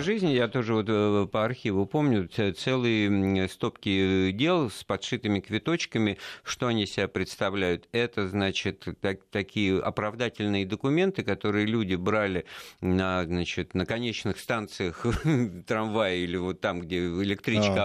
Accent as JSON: {"language": "Russian", "region": "Moscow", "country": "Russia", "tie": "born or raised there", "said": "мы вот как коренные москвичи"}